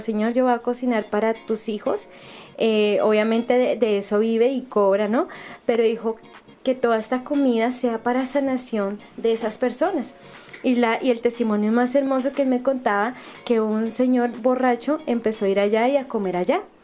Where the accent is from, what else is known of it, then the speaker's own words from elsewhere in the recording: Bogotá, Colombia; moved away; estuve en mi ciudad natal en Bogotá